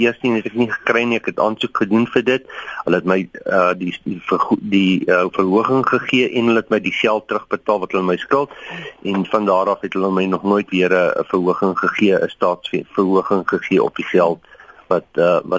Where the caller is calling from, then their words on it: Kroonstad, Free State, South Africa; Ek is ook hier van Kroonstad.